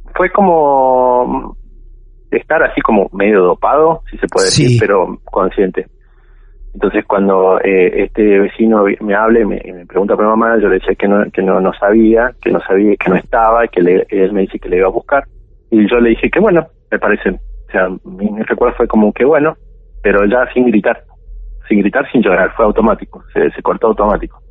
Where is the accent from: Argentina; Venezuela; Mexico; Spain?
Argentina; La Rioja; moved away; also born or lived in Santa Cruz; yo nací este, en la provincia de La Rioja